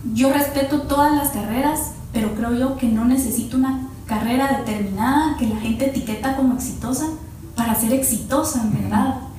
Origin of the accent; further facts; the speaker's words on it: Parramos, Chimaltenango, Guatemala; moved away; also born or lived in Guatemala City; yo toda mi niñez eh, la pasé en Parramos, Chimaltenango, yo nací en Chimaltenango